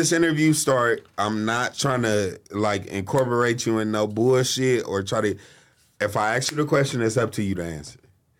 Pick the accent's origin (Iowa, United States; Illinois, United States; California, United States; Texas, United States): California, United States; Long Beach; I'm from Long Beach.